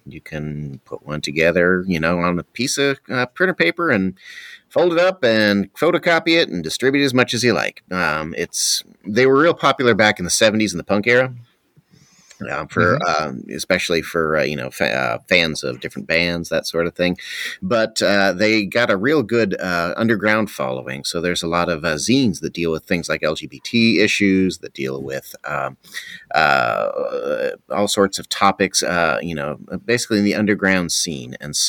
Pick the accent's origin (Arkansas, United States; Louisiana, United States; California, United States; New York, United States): California, United States; So I came from California, though, and so there's several to miss, like especially In-N-Out